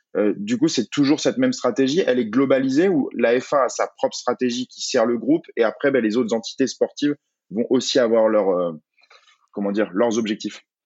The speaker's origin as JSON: {"language": "French", "country": "France", "said": "en tant que Français"}